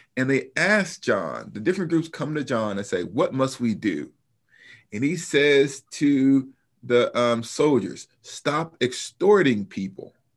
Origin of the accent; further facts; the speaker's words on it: Huntsville, Alabama, United States; now in Wheaton, United States; I was born in Huntsville, Alabama, so I'm a Southerner